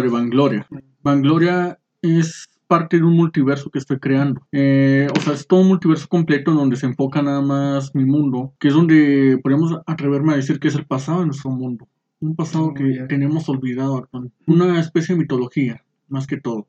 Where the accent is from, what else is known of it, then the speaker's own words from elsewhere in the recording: Saltillo, Coahuila, Mexico; yo soy originario aquí de Saltillo, Coahuila. Eh, nací un 25 de febrero de 1993